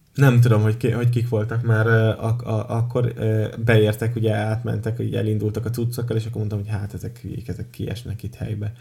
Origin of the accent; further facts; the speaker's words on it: Tiszaújváros, Borsod-Abaúj-Zemplén, Hungary; Tiszai verseny, ahol ugye én felnőttem